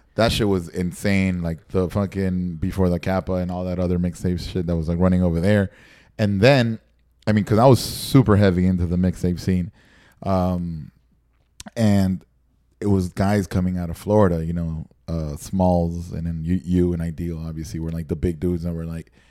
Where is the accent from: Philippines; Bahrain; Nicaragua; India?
Nicaragua; moved away; growing up in Nicaragua and like watching MTV and watching everything